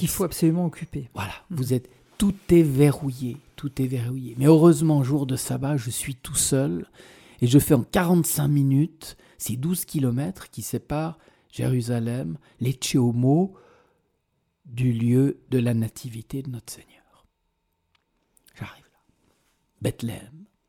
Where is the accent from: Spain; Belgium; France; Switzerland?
Switzerland; je viens de Suisse